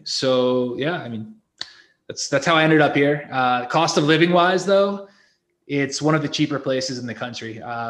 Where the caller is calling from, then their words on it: Guadalajara, Jalisco, Mexico; also born or lived in Playa del Carmen, Mexico; I am calling from Guadalajara, Mexico. I've lived here for 3 years.